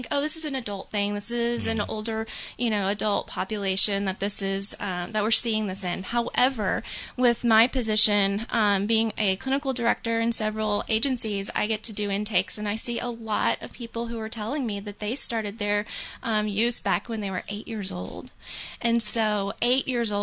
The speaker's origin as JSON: {"language": "English", "region": "Alabama", "country": "United States", "also_born_or_lived": "Louisiana", "moved": "yes", "lives_now": "New Hampshire, United States", "said": "I originally am from the South. I come from Alabama"}